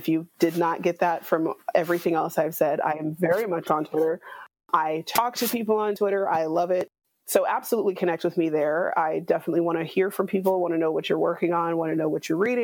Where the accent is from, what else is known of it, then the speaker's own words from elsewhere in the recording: West Coast, United States; as a Black American who was raised on the West Coast